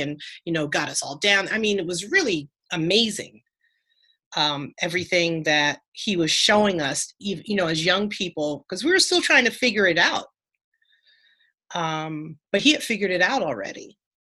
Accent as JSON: {"language": "English", "town": "Mount Vernon", "region": "New York", "country": "United States", "said": "I'm from Mount Vernon, New York"}